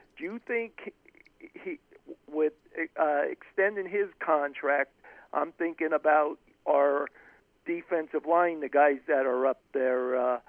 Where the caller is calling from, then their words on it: Pennsylvania, United States; No, I'm right here in PA, Central PA.